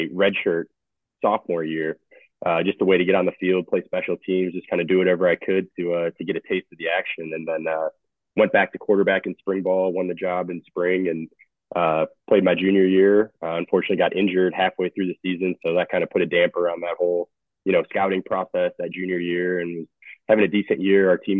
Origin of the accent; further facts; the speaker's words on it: Chicago, Illinois, United States; moved away as an adult; also born or lived in Indianapolis, Indiana; I grew up just outside of Chicago in the west suburbs